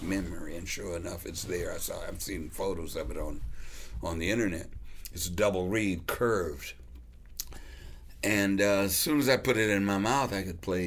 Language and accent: English; Los Angeles, California, United States; moved away; also born or lived in Chicago, Illinois; I was growing up in Los Angeles